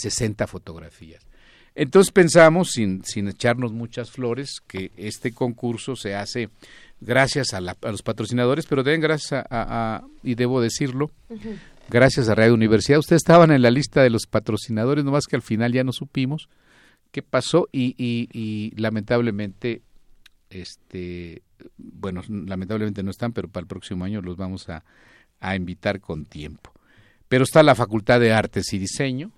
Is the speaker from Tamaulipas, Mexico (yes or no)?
no; Zacatecas, Mexico; Yo soy de Zacatecas